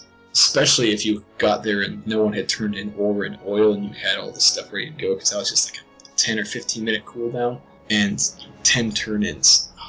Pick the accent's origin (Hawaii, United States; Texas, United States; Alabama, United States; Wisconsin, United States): Texas, United States; But we're from Texas. Texas. Great Texas.